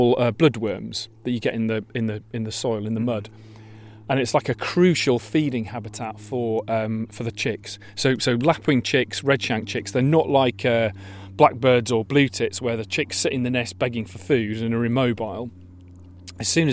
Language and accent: English; Yorkshire and the Humber, United Kingdom; now in Kent, United Kingdom; I come from Yorkshire, which is a bit more wobbly and kind of hilly